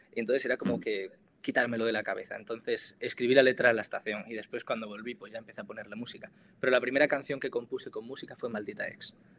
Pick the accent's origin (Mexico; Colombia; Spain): Spain; Granada, Andalusia; moved away as an adult; also born or lived in Navarre; now in Pamplona, Spain; soy de Granada y ahora mismo estoy estudiando comunicación audiovisual en la Universidad de Navarra